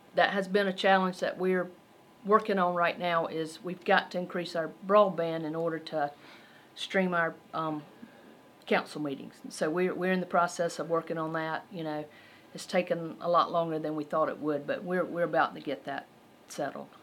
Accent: Belton, South Carolina, United States; I'm from Belton

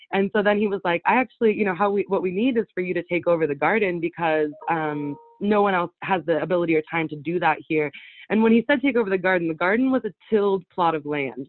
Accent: Winlock, Washington, United States; I was born and raised in Winlock, the town that I came back

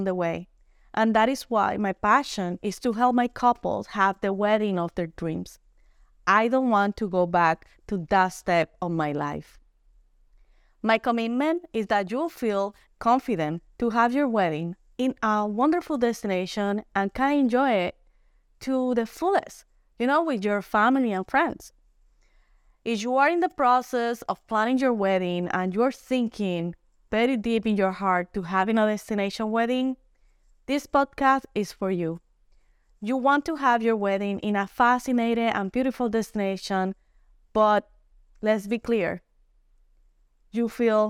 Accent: Puerto Rico; I am from Puerto Rico

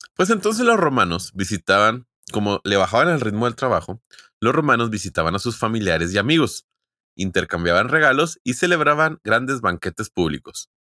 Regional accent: Mexico; Como buenos mexicanos

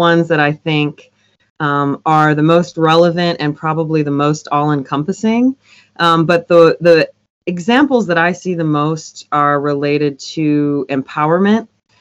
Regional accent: Michigan, United States; now in Nashville, United States; I'm from Michigan originally, but I'm based in Nashville now

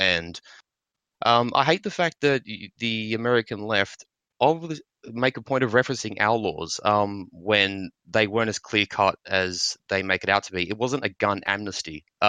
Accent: Australia; Fortunate as an Australian, I can still get through.

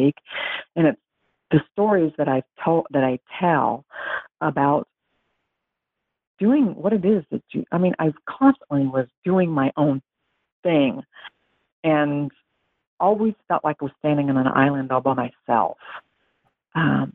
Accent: Western Kansas, United States; also born or lived in Lawrence, Kansas; now in Florida, United States; I'm from Western Kansas, about 5 hours southwest of Lawrence

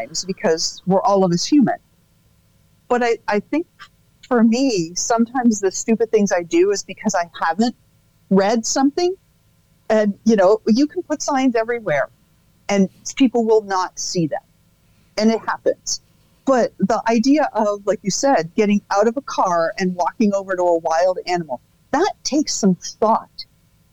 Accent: Canada; I grew up in Canada

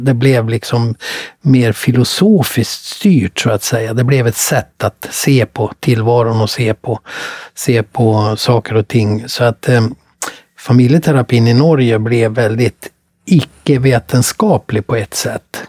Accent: Mora, Dalarna County, Sweden; Jag kom från Mora

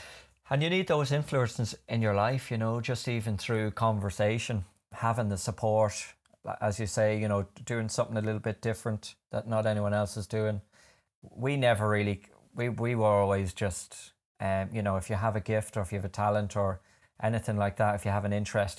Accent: London, United Kingdom; I grew up in London, and my parents are both from, well, my dad would kill me if I said he was from Coothill.

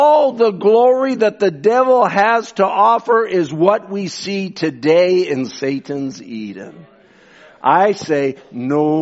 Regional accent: Canada; I'm as much Canadian.

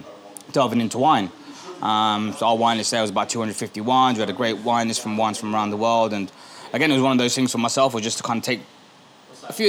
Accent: Birmingham, West Midlands, United Kingdom; We're from Birmingham

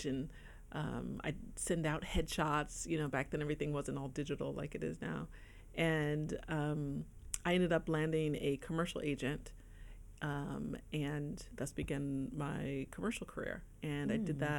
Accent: New Jersey, United States; moved away; I was living on the East Coast at the time. I'm originally from New Jersey

